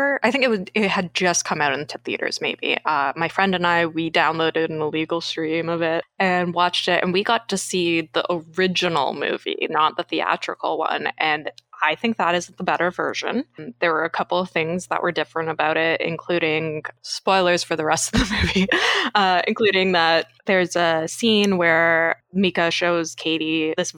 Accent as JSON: {"language": "English", "country": "Canada", "said": "from Canada"}